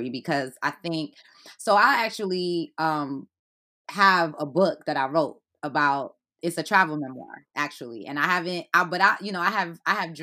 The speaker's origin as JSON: {"language": "English", "town": "New York City", "region": "New York", "country": "United States", "tie": "born or raised there", "also_born_or_lived": "Haiti / Flatbush, Brooklyn", "said": "I was born in Haiti and I was raised in Brooklyn"}